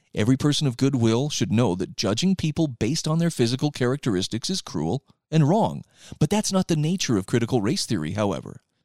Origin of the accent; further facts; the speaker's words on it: Utah, United States; here in my home state of Utah